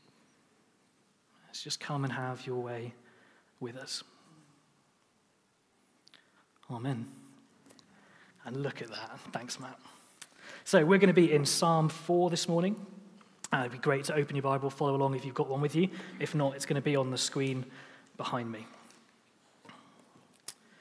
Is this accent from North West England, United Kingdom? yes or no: yes; Lancaster, North West England, United Kingdom; also born or lived in St Andrews; now in Chester, United Kingdom; we grew up in Lancaster in the northwest of England